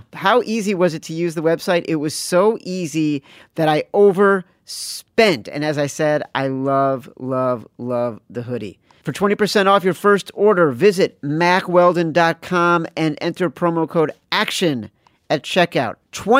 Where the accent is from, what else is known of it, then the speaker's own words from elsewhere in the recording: Chicago, Illinois, United States; when I was growing up in Chicago in the 80s was like the transcendent basketball program that I lived for